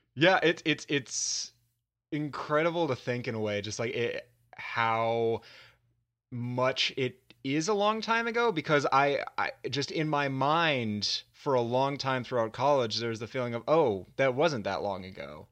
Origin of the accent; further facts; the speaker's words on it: Virginia, United States; also born or lived in Dallas, Texas; I had to transfer colleges back to my home state of Virginia